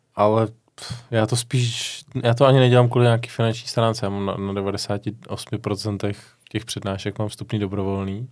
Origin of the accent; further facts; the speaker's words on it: Czechia; máme to těžký, jako když, jako Češi